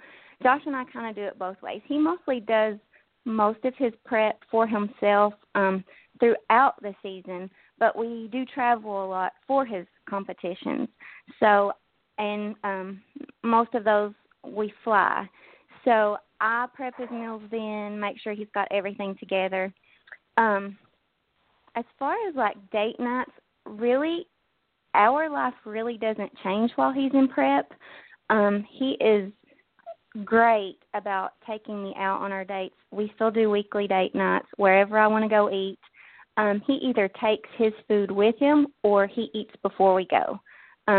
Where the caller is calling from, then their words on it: Kentucky, United States; I'm calling from Kentucky.